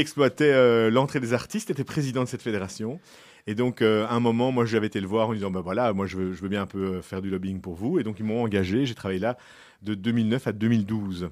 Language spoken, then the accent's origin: French; Brussels, Brussels-Capital Region, Belgium; je suis bruxellois, euh, depuis toujours